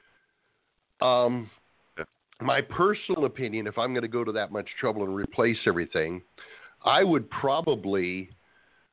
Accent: Escondido, California, United States; moved away; Kevin and I were originally from Escondido.

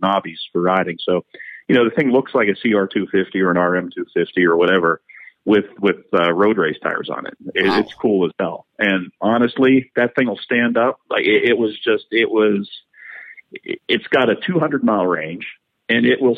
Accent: Pittsburgh, Pennsylvania, United States; I grew up in Pittsburgh.

